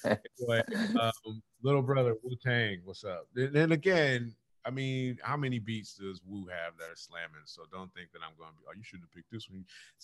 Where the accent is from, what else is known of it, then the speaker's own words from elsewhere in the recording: California, United States; I'm from California.